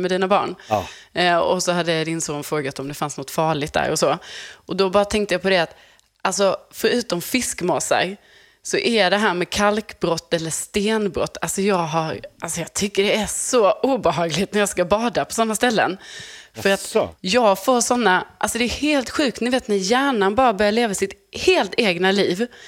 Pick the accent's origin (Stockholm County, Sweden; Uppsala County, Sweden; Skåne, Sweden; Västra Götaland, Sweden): Skåne, Sweden; Lund; jag är uppvuxen i Lund